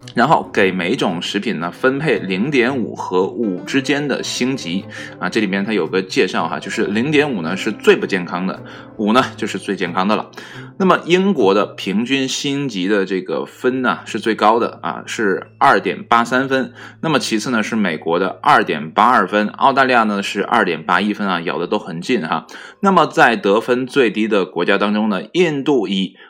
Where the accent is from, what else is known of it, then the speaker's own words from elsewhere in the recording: China; 这跟我们中国人的饮食呢，息息相关